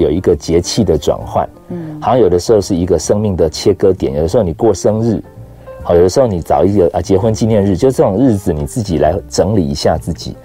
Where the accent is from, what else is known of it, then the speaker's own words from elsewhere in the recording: Taiwan; 从小到大，我很确定我就在台湾长大，我没有去过外面